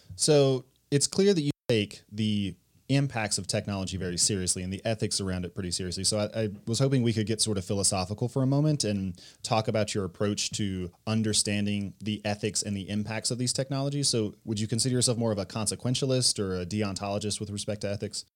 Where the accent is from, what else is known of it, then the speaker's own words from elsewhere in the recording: United States; I'm an American